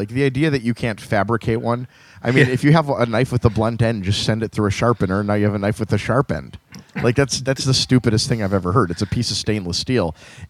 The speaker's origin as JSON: {"language": "English", "region": "Wales", "country": "United Kingdom", "said": "Like, I feel like being Welsh is just being disappointed all the time."}